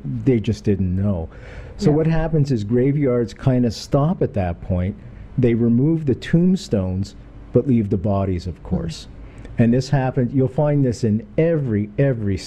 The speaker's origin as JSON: {"language": "English", "town": "Kingston", "region": "Ontario", "country": "Canada", "tie": "born or raised there", "said": "here in Kingston. There's a place called Skeleton Park where I grew up"}